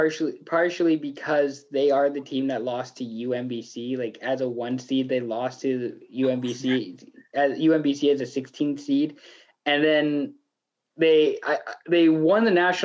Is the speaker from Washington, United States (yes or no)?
yes; Washington, United States; now in Canada; Because I'm from Washington State. I'm not Catholic